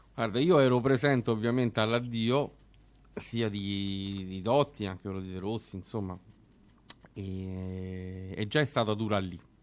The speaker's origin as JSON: {"language": "Italian", "town": "Rome", "region": "Lazio", "country": "Italy", "said": "noi che siamo romani e romanisti"}